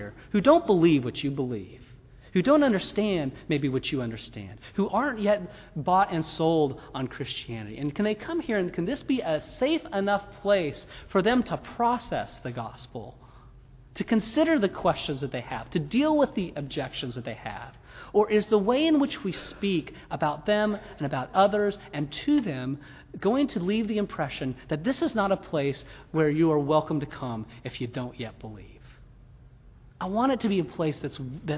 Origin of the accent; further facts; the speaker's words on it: Mississippi, United States; We're from Mississippi